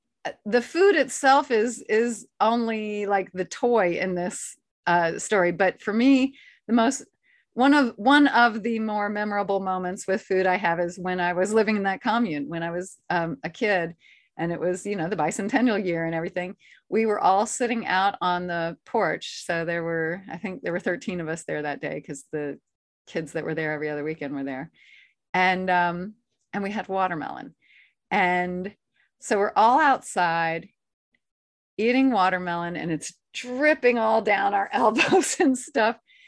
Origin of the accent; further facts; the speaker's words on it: the South, United States; like I said, I'm a Southerner, so.